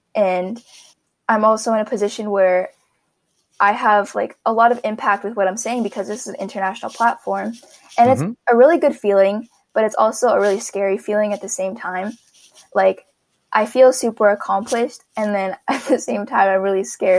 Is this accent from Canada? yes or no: yes; Canada; now in Ottawa, Canada; I'm First Nation from Canada